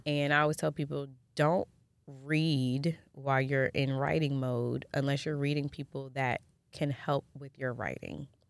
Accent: Jamaica; I'm Jamaican

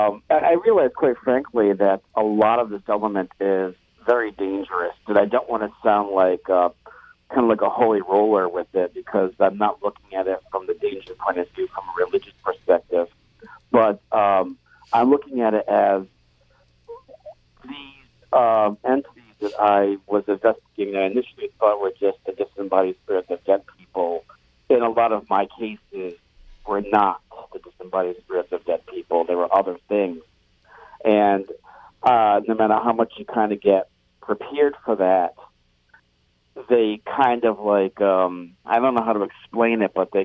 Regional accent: Providence, Rhode Island, United States; also born or lived in New Orleans; I grew up in Providence, actually, Providence, Rhode Island

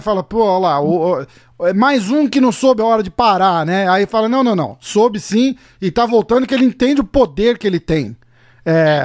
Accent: Brazil; also born or lived in Massachusetts; now in New York, United States; eu sou brasileiro

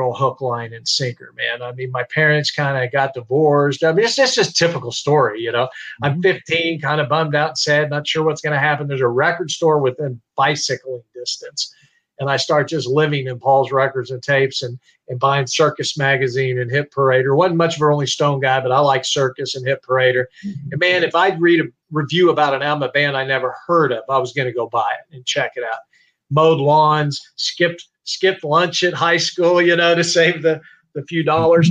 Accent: Topeka, Kansas, United States; I grew up in Topeka, Kansas

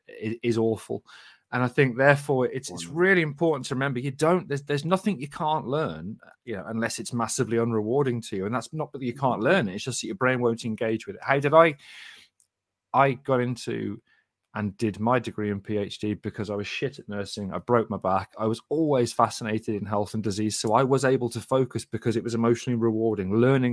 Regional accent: Sandwell, West Midlands, United Kingdom; maybe it's just because I'm from Sandwell. Well, you definitely won't know Double Rumples if you live in Sandwell, because that's where we are.

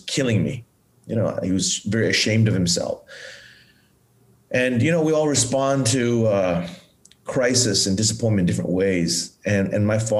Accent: Bangkok, Thailand; moved away; also born or lived in Pattaya, Thailand / United States; I grew up in Thailand and I grew up in a well-to-do family when I was a young child. And my mom was a homemaker. I had a younger brother and we lived in Bangkok

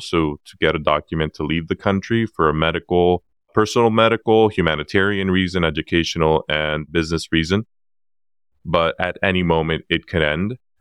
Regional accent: San Diego, California, United States; also born or lived in Acapulco, Guerrero, Mexico; I'm originally from Acapulco Guerrero, Mexico, born in ninety-four

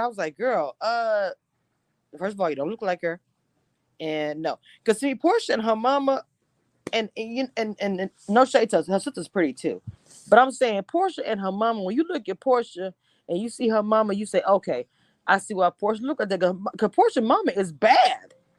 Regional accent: Louisiana, United States; also born or lived in Texas; I'm from Louisiana

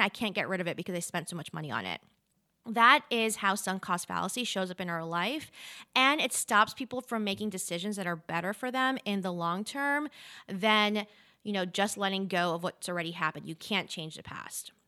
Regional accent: New York City, New York, United States; also born or lived in Charlotte, North Carolina; now in Asheville, United States; I grew up in New York City

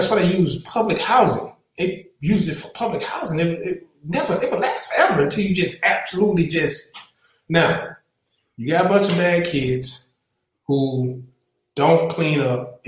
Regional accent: the South, United States; I'm from the South.

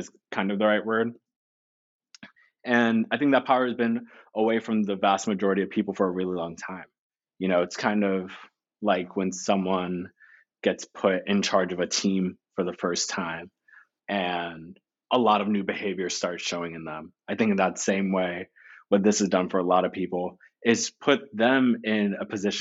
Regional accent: the Poconos, Pennsylvania, United States; I grew up in the Poconos

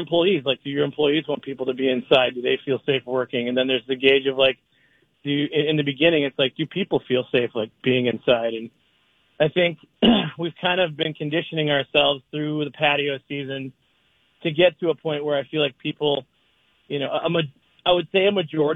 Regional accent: Prior Lake, Minnesota, United States; also born or lived in Savage, Minnesota; my hometown down in Prior Lake and Savage

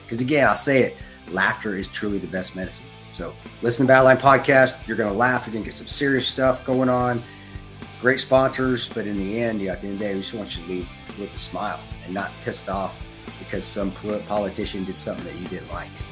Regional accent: United States; as an American

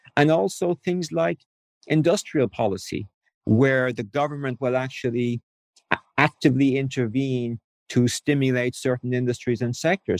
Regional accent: Ireland; moved away as an adult; I grew up in Ireland as a cradle Catholic

